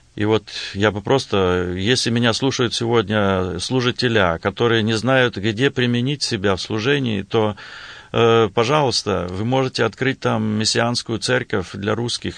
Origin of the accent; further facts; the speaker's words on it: Blagoveshchenka, Western Siberia, Russia; now in Lincoln, United States; Я родился и вырос в Западной Сибири, э, в районном центре